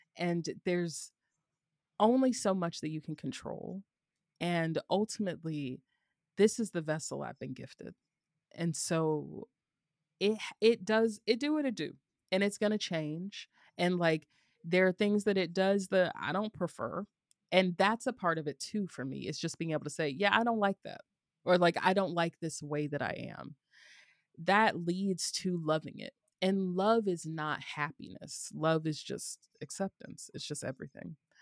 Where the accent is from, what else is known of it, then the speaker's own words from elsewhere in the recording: the South, United States; growing up in the South